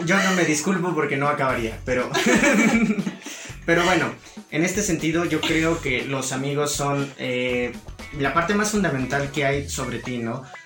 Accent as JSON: {"language": "Spanish", "country": "Mexico", "said": "hablo de México porque vivimos"}